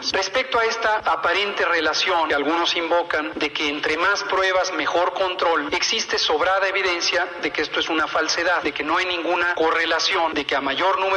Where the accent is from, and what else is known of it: Mexico